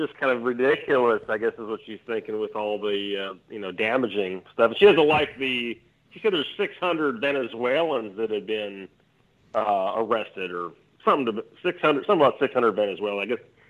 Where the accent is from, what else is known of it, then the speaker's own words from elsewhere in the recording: North Dakota, United States; I'm from North Dakota, and that's the only state in the union that's got its own bank.